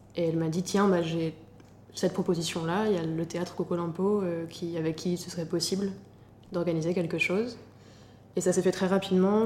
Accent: Normandy, France; also born or lived in Paris; now in Lyon, France; Je suis originaire de Normandie et j'habite actuellement à Lyon

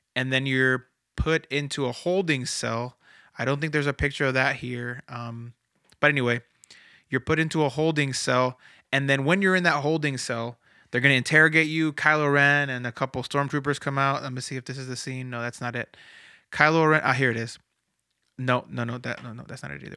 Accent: Florida, United States; moved away; I'm from Florida originally, so I've, I go to, I went to Disney a lot growing up

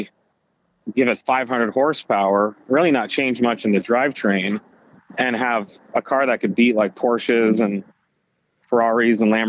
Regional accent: Silicon Valley, California, United States; I'm from Silicon Valley

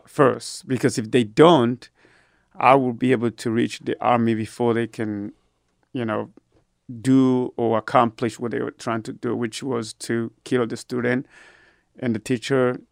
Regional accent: Burundi; also born or lived in Georgia, United States / Abilene, Texas, United States; now in Austin, United States; I was born and raised in Burundi, Africa

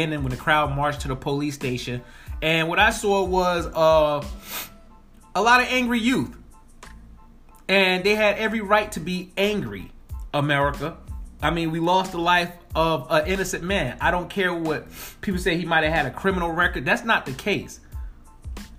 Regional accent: Spring Valley, New York, United States; I'm born and raised in New York, the streets of New York, Rockland County, 845, Spring Valley, New York

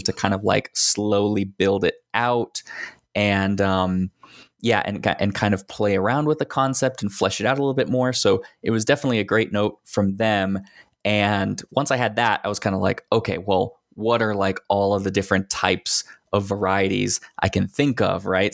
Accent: Texas, United States; also born or lived in Northeast United States; now in Northeastern United States; I grew up in Texas

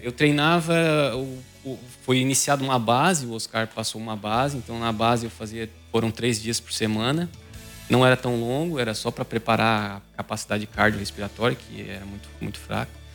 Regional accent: Maracajá, Santa Catarina, Brazil; now in Araranguá, Brazil; sou natural de Maracajá, mas moro há muitos anos já em Araranguá

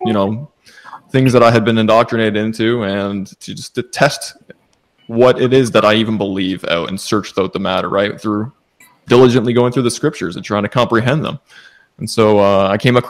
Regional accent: Ontario, Canada; moved away as an adult; now in Nova Scotia, Canada; I live in Canada, Nova Scotia right now, but I was born and raised in Ontario

